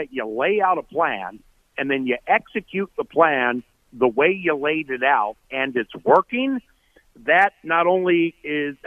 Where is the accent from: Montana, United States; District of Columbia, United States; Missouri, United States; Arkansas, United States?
District of Columbia, United States; Washington; moved away as an adult; now in Minnesota, United States; I'm from Washington, D.C. I moved here full-time in 98